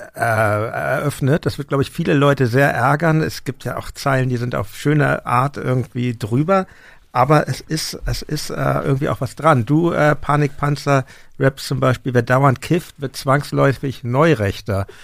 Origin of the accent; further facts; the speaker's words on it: Hamburg, Germany; now in Berlin, Germany; ich bin in der Stadt aufgewachsen in Hamburg, wohne auch jetzt in der Stadt